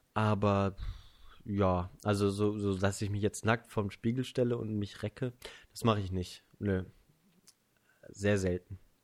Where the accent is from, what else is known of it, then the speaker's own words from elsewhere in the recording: Germany; ich bin Deutscher